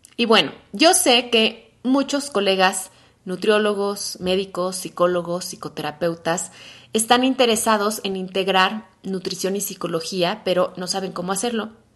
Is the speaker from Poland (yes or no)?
no; Mexico City, Mexico; soy mexicana de la Ciudad de México